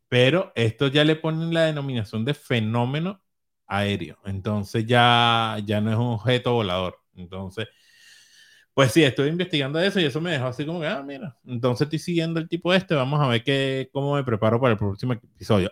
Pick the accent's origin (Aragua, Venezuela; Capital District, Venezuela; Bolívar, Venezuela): Capital District, Venezuela; Caracas; la Candelaria, donde vivíamos